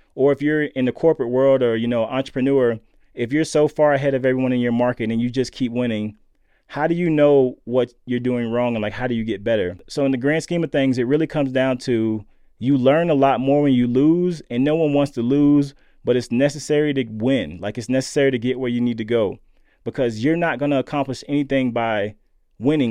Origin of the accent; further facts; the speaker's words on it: Lakeland, Florida, United States; growing up in Lakeland, Florida